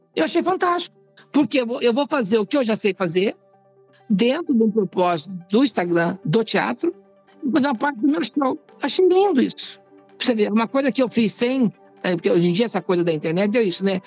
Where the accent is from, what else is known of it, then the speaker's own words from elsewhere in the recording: Minas Gerais, Brazil; moved away; Eu sou mineira, eu sou religiosa, eu rezo muito, eu tenho oratório em casa